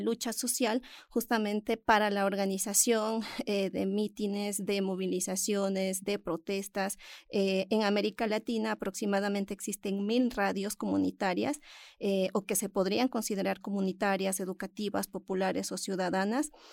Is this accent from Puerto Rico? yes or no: no; Ecuador; mi país, Ecuador